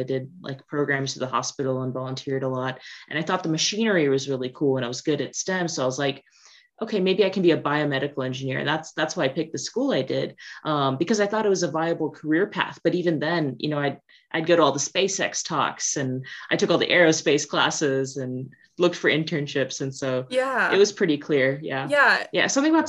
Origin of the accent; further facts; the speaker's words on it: Omaha, Nebraska, United States; moved away; I grew up in Omaha, Nebraska, you know, flat plains, and there wasn't a lot of industry.